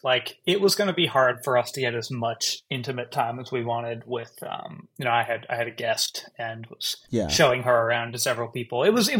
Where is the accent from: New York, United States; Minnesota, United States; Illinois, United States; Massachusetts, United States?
New York, United States; New York City; Park Slope, like three blocks from where I grew up.